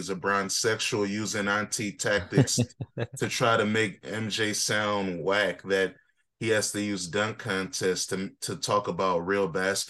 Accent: United States; But I'm an African, so I don't really care about snow like that. Even though I was born and raised in America and I've been used to snow

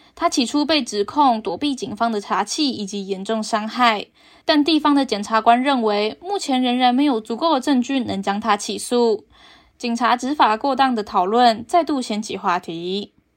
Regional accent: Taiwan; 我是台湾人，是一种光荣，也是一种骄傲

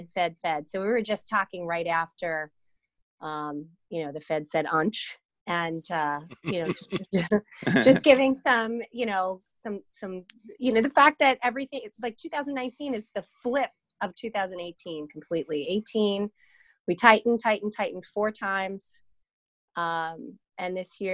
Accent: Long Island, New York, United States; I'm from Long Island

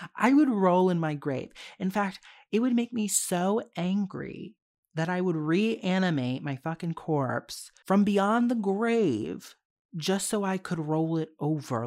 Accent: United States; I'm American

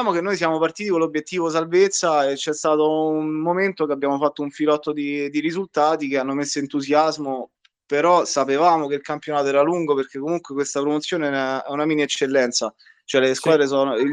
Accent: Civitavecchia, Lazio, Italy; diciamo che noi, siccome siamo di Civitavecchia e, eh, e eh, facciamo una macchinata con eh, i ragazzi

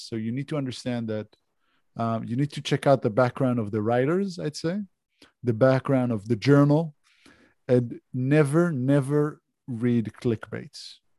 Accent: Israel; accent: Israeli; English is a second language; now in Australia

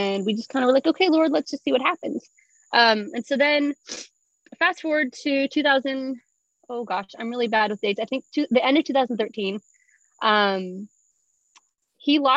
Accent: Tennessee, United States; moved away as an adult; also born or lived in north of Boston, Massachusetts; now in South Asia; I'm originally from Tennessee

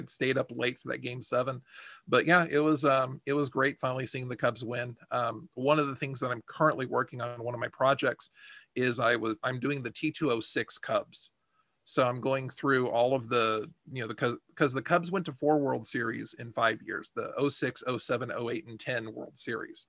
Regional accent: Texas, United States; I'm from Texas

